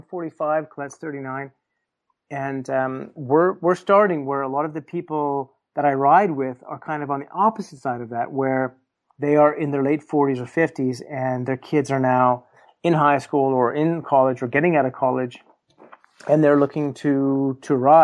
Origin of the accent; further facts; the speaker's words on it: Canada; me as a Canadian guy